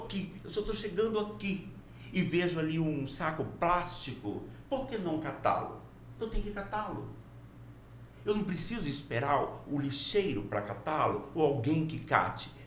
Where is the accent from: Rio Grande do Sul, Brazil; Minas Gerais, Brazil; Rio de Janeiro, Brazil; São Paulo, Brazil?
Minas Gerais, Brazil; now in Porto Velho, Brazil; Eu nasci em Minas e passei a maior parte da minha vida hoje em Rondônia